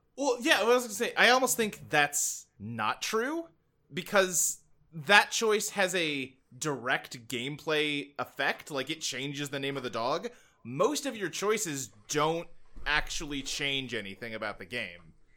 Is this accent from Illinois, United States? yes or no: no; Kentucky, United States; moved away as an adult; I grew up in Kentucky. We moved there when I was, like, eight, and I lived there till I was, like, twenty-one, twenty-two.